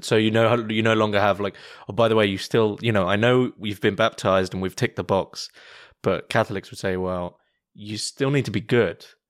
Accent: United Kingdom; I'm British

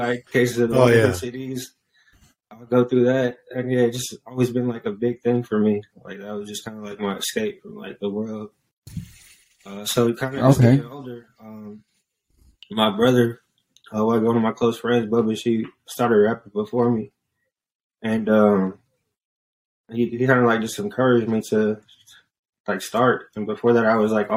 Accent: San Jose, California, United States; I'm an artist from the Bay Area, San Jose, to be specific

